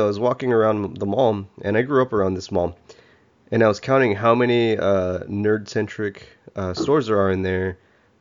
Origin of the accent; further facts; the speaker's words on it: Texas City, Texas, United States; I grew up also in Texas City